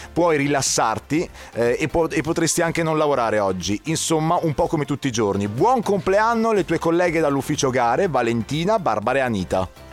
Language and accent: Italian; Palermo, Sicily, Italy; accent: Sicilian; now in Padua, Italy; Io sono di Palermo, ma vivo a Padova.